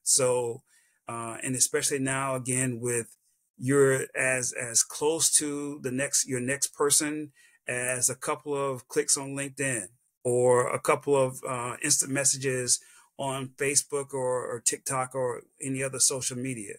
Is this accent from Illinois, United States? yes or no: no; South Carolina, United States; this little kid from South Carolina